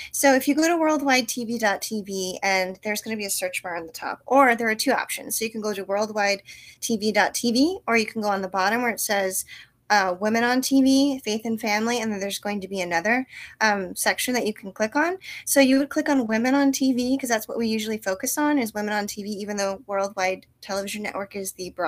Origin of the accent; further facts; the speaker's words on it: South Korea; now in United States; You know, I, I grew up in Korea and then we came back and I had like a culture shock